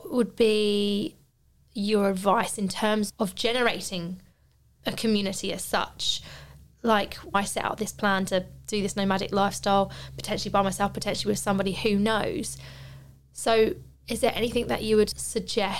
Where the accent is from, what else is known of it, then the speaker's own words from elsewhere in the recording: Tunbridge Wells, South East England, United Kingdom; moved away as an adult; my hometown back in Tunbridge Wells